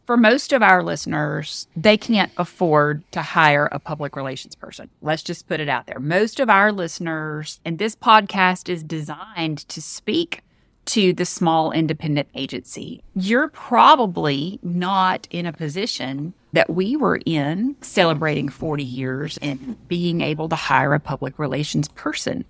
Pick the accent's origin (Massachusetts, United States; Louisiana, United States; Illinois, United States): Louisiana, United States; Northeast; also born or lived in Mississippi; I'm from Northeast Louisiana